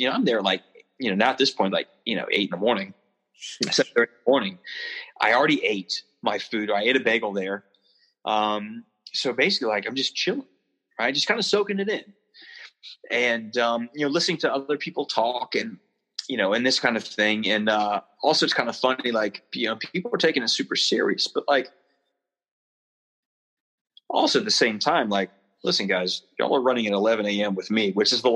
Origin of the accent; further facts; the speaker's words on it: Charleston, South Carolina, United States; I'm from the South, right? From Charleston